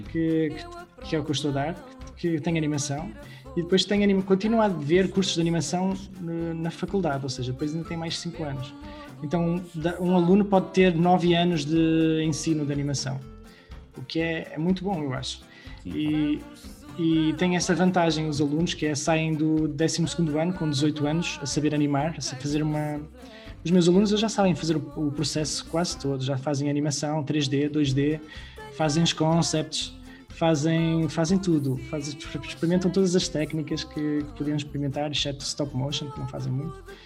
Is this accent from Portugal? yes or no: yes; Portugal